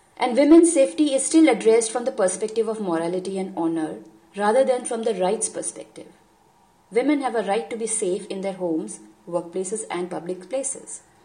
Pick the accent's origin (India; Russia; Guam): India; I am from India